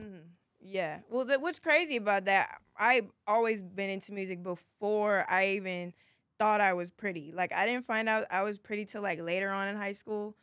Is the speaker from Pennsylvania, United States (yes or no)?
no; Inglewood, California, United States; I'm from Los Angeles, California, most, more specifically, Inglewood, um, Playa del Rey area